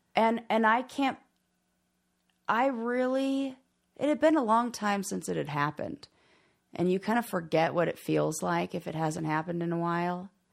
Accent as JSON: {"language": "English", "town": "Los Angeles", "region": "California", "country": "United States", "tie": "born or raised there", "moved": "yes", "lives_now": "Colorado, United States", "said": "somebody who has lived in L A and, like, born and raised in Los Angeles"}